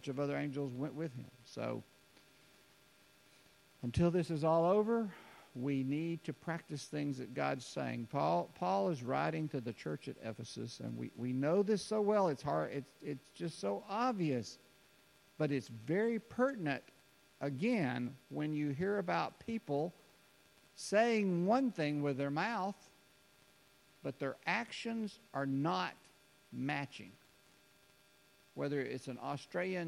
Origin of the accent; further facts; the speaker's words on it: Alabama, United States; I was from Alabama